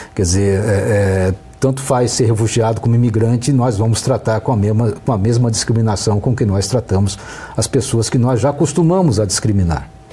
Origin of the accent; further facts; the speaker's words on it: Brazil; Nós brasileiros